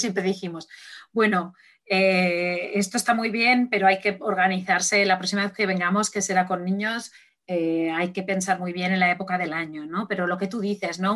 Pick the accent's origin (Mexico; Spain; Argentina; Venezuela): Spain; moved away; yo, soy de España, aunque no vivo aquí.